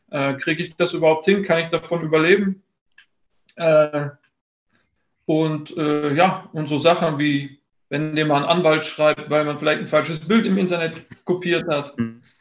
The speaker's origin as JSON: {"language": "German", "town": "Dortmund", "region": "North Rhine-Westphalia", "country": "Germany", "said": "Ich bin Dortmunder durch und durch und das ist auch okay so."}